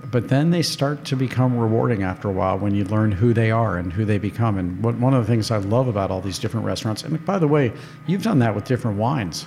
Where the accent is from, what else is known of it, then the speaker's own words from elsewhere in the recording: St. Louis, Missouri, United States; moved away; I went to five different schools growing up in St. Louis